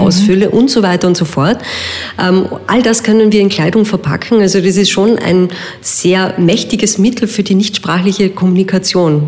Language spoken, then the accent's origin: German; Vienna, Austria; bei uns in Wien